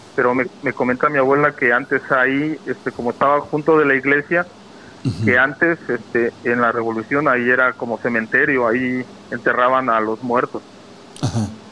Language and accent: Spanish; Zongolica, Veracruz, Mexico; now in Monterrey, Mexico; yo soy de Zongolica.